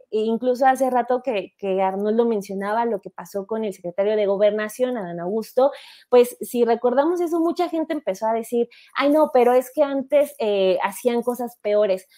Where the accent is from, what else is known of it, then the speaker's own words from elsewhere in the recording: State of Mexico, Mexico; yo nací, y crecí en el Estado de México